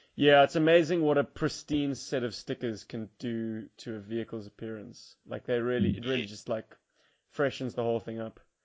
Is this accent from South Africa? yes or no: yes; South Africa; as South African collectors